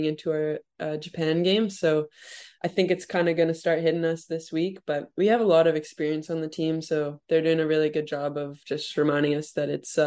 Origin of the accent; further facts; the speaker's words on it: Canada; Growing up in Canada